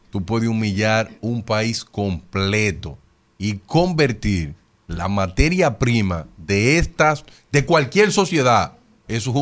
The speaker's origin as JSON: {"language": "Spanish", "country": "Dominican Republic", "said": "El siglo XXI, la mejor era para nacer pero también la era donde más vergüenza yo me siento como dominicano."}